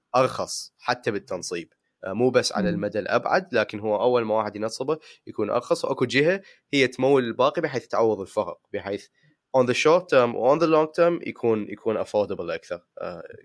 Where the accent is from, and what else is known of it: Iraq